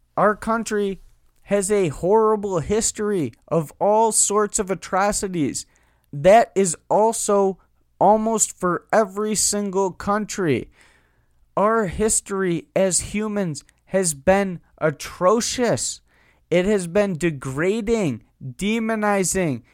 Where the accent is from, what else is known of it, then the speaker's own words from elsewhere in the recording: United States; We're all American citizens